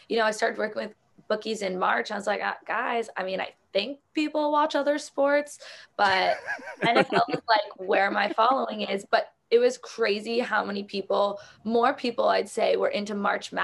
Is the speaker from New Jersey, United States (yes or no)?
no; South Florida, United States; I grew up in South Florida.